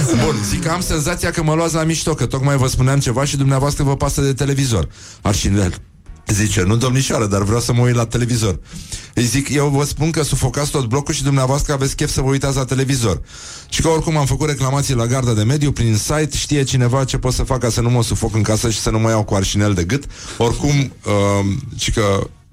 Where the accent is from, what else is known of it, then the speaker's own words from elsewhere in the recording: Brăila, Brăila County, Romania; eu sunt din Brăila